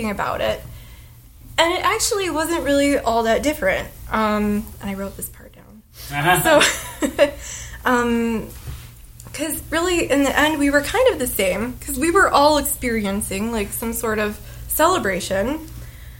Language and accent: English; United States; I'm American